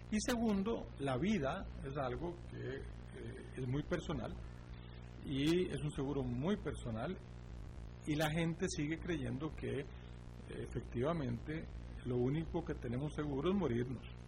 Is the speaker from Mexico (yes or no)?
no; Costa Rica; somos bendecidos como costarricenses